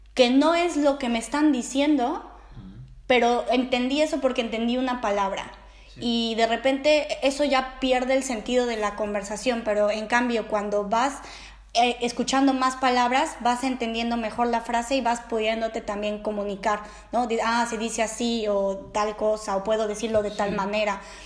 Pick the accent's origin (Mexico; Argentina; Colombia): Mexico; moved away as an adult; now in Netherlands; una mexicana viviendo en Holanda